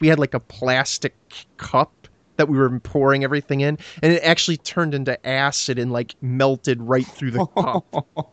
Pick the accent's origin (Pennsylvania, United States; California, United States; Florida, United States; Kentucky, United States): Florida, United States; I grew up in Florida